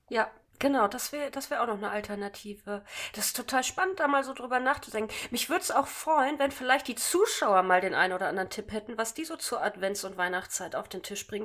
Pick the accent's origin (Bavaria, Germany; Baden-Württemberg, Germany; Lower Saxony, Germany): Lower Saxony, Germany; Hanover; Doch, ich komme aus Hannover, aber meine Familie ist von mir weggezogen